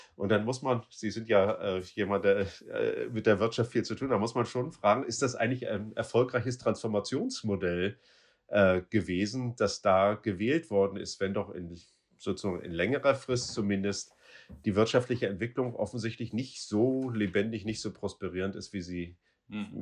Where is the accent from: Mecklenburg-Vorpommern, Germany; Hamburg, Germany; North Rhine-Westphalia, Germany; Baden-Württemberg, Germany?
Mecklenburg-Vorpommern, Germany; Rostock; Ich komme aus Rostock